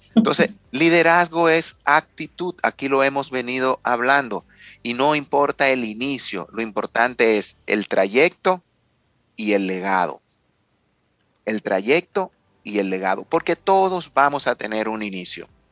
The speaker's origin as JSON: {"language": "Spanish", "country": "Dominican Republic", "said": "como dominicano"}